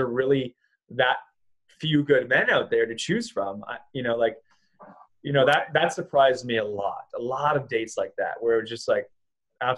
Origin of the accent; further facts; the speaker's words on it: Vancouver, British Columbia, Canada; moved away as an adult; also born or lived in Los Angeles / Costa Rica; I'm from Vancouver. We're both from this area.